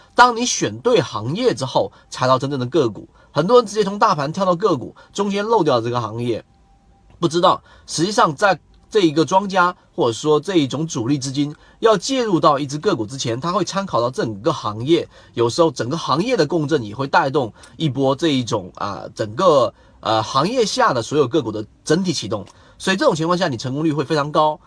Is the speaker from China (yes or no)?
yes; China; 我们中国人